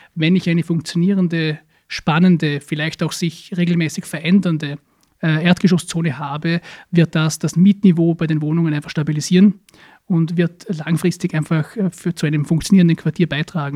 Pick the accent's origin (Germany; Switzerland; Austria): Austria; Hohenems, Vorarlberg; ist im Bezirk Dornbirn, aber in der Stadt Hohenems, meine Heimatstadt